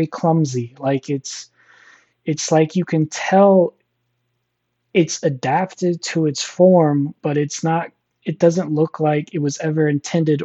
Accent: Missouri, United States; I'm from Missouri

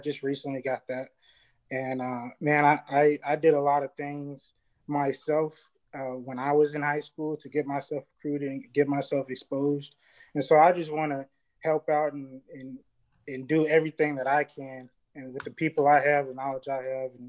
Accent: Round Rock, Texas, United States; also born or lived in Lakeland, Florida; I'm from the Round Rock area, Central Texas area.

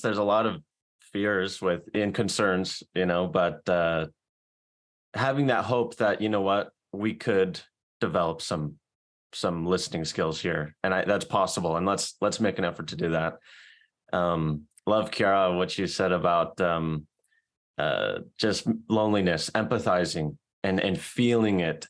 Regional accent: South Carolina, United States; now in Salt Lake City, United States; I'm from South Carolina. I'm currently living in Salt Lake City

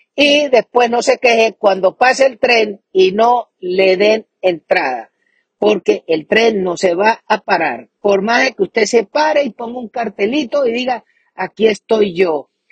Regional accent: Venezuela

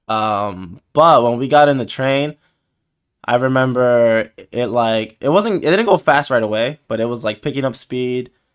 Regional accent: United States; we American folks

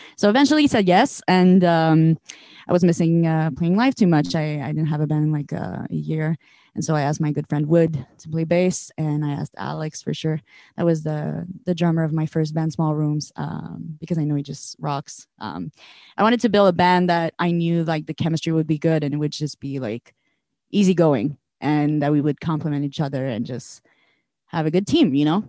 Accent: Montreal, Quebec, Canada; we're all locals from Montreal

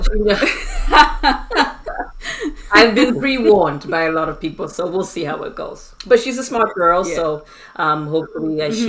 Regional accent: Zimbabwe; moved away as an adult; also born or lived in Newfoundland, Canada / Alberta, Canada; now in Edmonton, Canada; I am from Zimbabwe, born and raised in Zimbabwe. Moved here to Canada in 2006 to go to university and got my business degree in 2012.

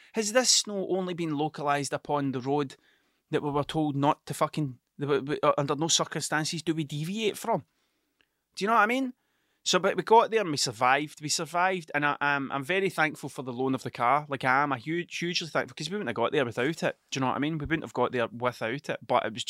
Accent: Scotland, United Kingdom; accent: Ayrshire; Everybody thinks I'm from Glasgow. It's the way I talk. I definitely have a bit of a Glasgow sound to me, but I'm not from Glasgow, I'm from Ayrshire, right? And the Ayrshire accent changes depending on where you are.

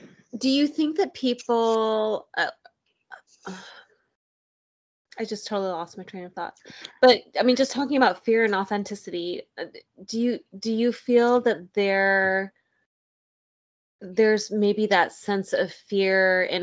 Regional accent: Tennessee, United States; also born or lived in Michigan / Utah; I was born in Michigan, and then I moved to Tennessee

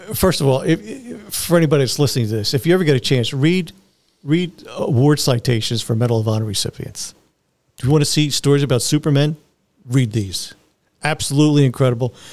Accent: Philadelphia, Pennsylvania, United States; I grew up in Philly, so I was used to heat and humidity

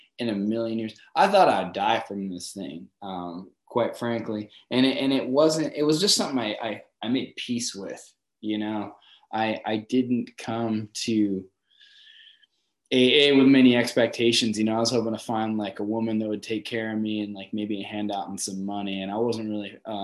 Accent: Torrance, California, United States; also born or lived in Los Angeles; I was born in Torrance

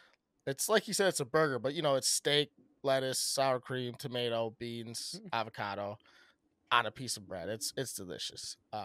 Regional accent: Midwest, United States; We're just from the Midwest, so we only see certain things get farmed at a very high level, at a high rate.

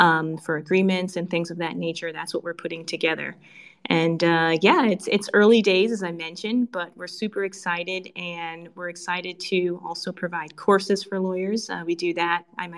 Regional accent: Connecticut, United States; also born or lived in China / Singapore; now in United Arab Emirates; As you can probably tell by my accent, or I like to say lack thereof, from the U.S., originally from Connecticut, but I spent a large part of my career outside of the U.S. I've worked in China, I've worked in Singapore, now I'm in Dubai

